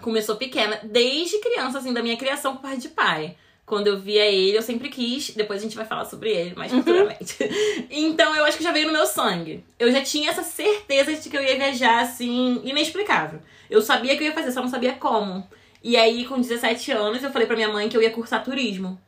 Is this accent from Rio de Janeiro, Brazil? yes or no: yes; Rio de Janeiro, Brazil; accent: carioca; moved away as an adult; now in Ireland; Eu vim do Rio de Janeiro, da capital mesmo. Sou, eu vim de uma comunidade chamada Complexo do Chapadão. Uhum. Eu fui criada lá